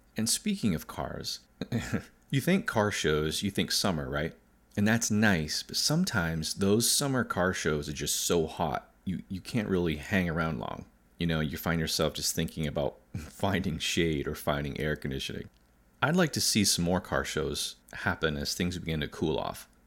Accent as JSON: {"language": "English", "country": "United States", "said": "as an American, and not a rich one"}